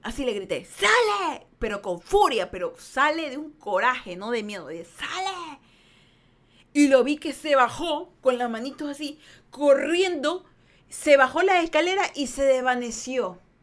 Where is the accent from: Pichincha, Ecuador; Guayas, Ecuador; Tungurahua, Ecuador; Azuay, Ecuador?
Guayas, Ecuador; Guayaquil; now in United States; Yo soy el sur de Guayaquil